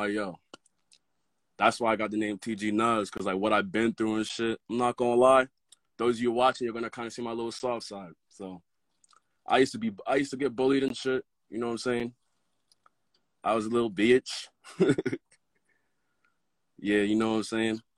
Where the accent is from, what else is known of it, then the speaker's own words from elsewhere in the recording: Morristown, New Jersey, United States; I'm from Morristown, New Jersey